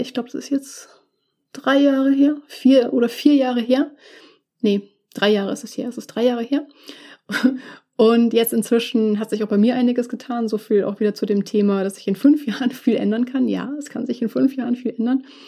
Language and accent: German; Munich, Bavaria, Germany; dass München meine, meine Heimatstadt ist und auch immer sein wird.